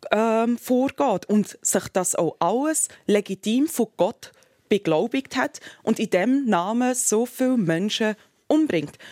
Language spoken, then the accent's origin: German; Switzerland; das ist ja auch das Ideal, das wir als Schweizer wollen.